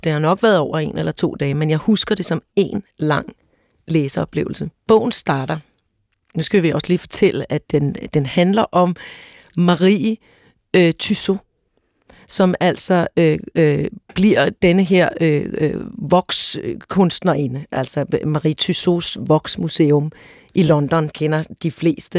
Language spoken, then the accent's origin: Danish; Søborg, Capital Region of Denmark, Denmark; jeg er vokset op i Søborg i Gladsaxe Kommune